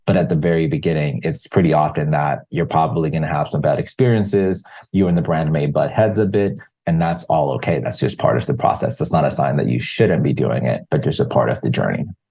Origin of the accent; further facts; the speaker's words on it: Zimbabwe; moved away; I'm originally from Zimbabwe